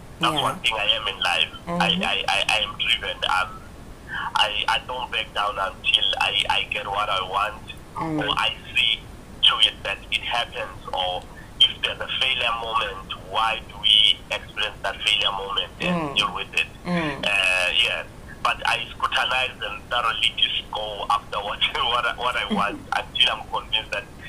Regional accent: Mkondo, Mpumalanga, South Africa; also born or lived in KwaZulu-Natal / Ekurhuleni; I was born in KZN, in the northern side of the KZN, and I grew up there partly in Mpumalanga, Mkondo, and partly in the East Rand, Ekurhuleni.

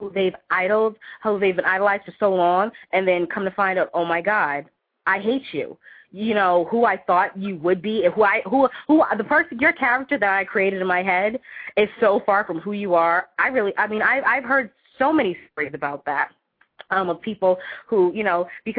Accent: Boston, Massachusetts, United States; now in West Coast, United States; I'm originally from Boston, born and raised, I'm an East Coast, New England girl

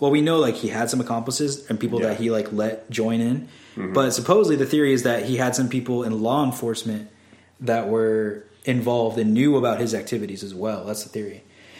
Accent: New York, United States; I'm from New York, so I talk really fast.

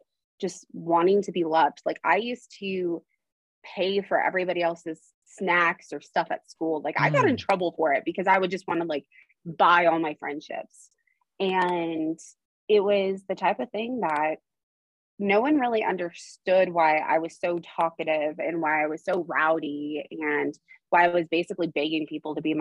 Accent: Idaho, United States; also born or lived in Arizona; I was born in Arizona and at the age of 8, I moved to Idaho

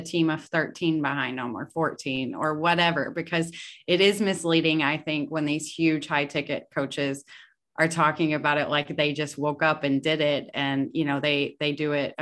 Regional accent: the South, United States; I'm from the South

